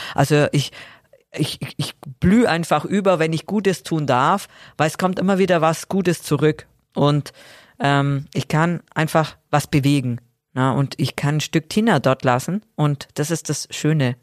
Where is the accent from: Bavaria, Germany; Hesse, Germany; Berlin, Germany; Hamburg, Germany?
Bavaria, Germany; Augsburg; in der Sporthalle Augsburg dann gemacht, in meiner Heimatstadt